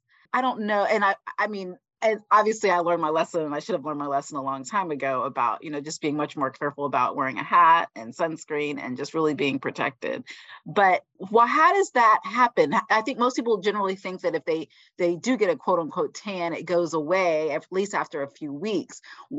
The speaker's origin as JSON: {"language": "English", "region": "Florida", "country": "United States", "said": "So I am from Florida."}